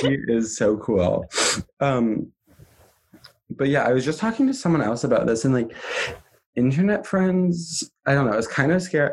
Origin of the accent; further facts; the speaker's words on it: Vermont, United States; I'm from Vermont, not any major cities